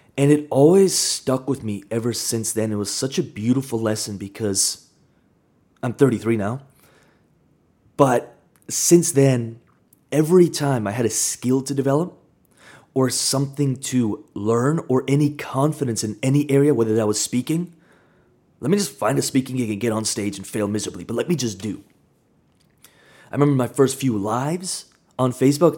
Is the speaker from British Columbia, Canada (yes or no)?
yes; Kamloops, British Columbia, Canada; I grew up in Kamloops, smaller town